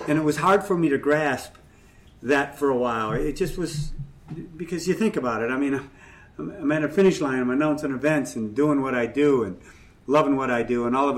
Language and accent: English; Ireland; I'm Irish and I'm full of, you know what, so it helps.